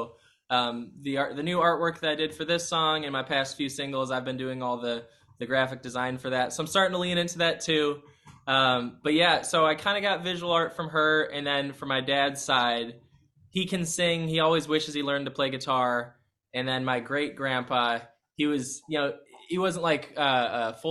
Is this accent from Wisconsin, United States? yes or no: no; Vernon Hills, Illinois, United States; now in Nashville, United States; I'm from Vernon Hills, so Chicago land